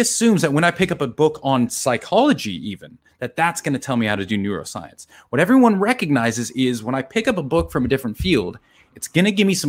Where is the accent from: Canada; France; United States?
United States; moved away as an adult; now in Australia; I'm because I'm American